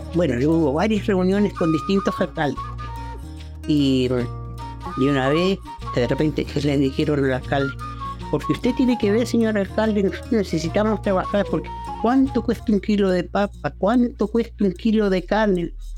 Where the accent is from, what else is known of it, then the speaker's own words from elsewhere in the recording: Comodoro Rivadavia, Chubut, Argentina; moved away; also born or lived in Castro / Coyhaique; Yo soy chilena, pero me crecí en Comodoro